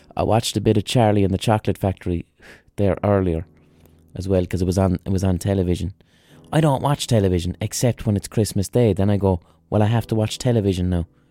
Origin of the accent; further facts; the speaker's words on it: Ireland; We as Irish people